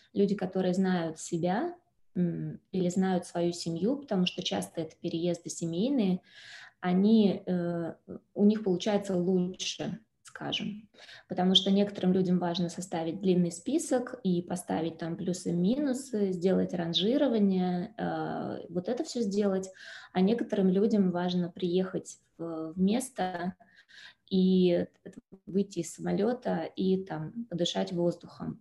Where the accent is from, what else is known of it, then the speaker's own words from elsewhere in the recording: Moscow, Russia; moved away as an adult; now in Lugano, Switzerland; Родилась в Москве и жила в Москве